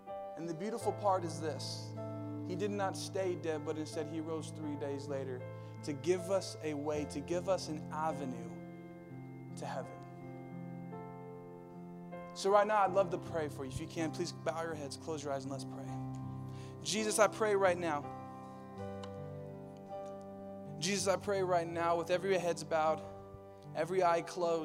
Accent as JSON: {"language": "English", "town": "Riverside", "region": "California", "country": "United States", "tie": "born or raised there", "moved": "yes", "said": "I grew up in Riverside"}